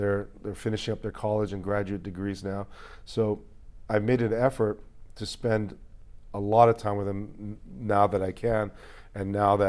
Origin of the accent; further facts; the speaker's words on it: Hawaii, United States; as well as my history and heritage of growing up in Hawaii.